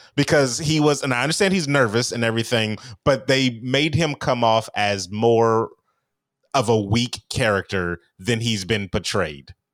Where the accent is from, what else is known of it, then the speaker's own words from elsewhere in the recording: California, United States; I'm a Californian